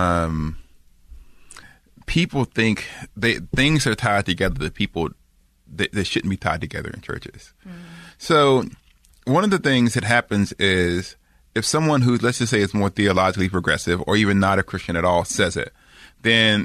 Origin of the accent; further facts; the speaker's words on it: the South, United States; moved away; I'm from the South